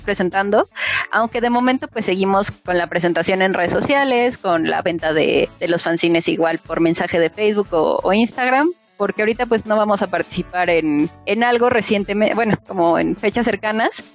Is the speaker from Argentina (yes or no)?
no; Milpa Alta, Mexico City, Mexico; somos de Milpalta